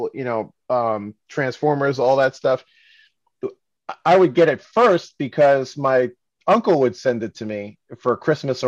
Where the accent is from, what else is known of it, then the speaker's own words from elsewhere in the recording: New York, United States; I grew up in New York and my mom was Japanese